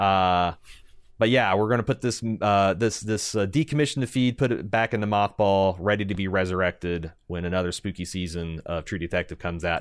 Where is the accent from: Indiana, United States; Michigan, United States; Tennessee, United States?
Indiana, United States; Southern; our experiences growing up in Southern Indiana